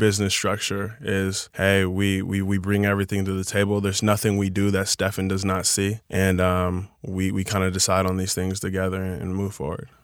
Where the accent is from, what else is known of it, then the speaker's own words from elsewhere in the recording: Chino Hills, California, United States; I grew up in Chino Hills